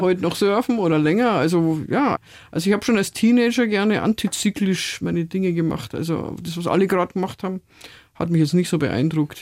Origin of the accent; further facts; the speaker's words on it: Munich, Bavaria, Germany; Ich bin ja in Stadtmitte aufgewachsen.